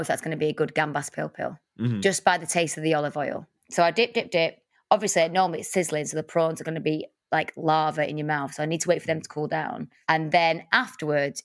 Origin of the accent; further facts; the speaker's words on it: Salford, North West England, United Kingdom; I'm from Salford